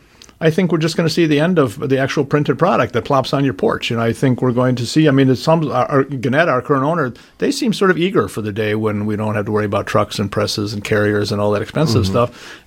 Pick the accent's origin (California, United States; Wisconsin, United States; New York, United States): Wisconsin, United States; Milwaukee; I was born in Milwaukee's sort of birth factory, St. Joe's Hospital. Mm-hmm. Grew up in my first 6 years near 34th and North Avenue. Then when I was six, we moved out near Capitol Court.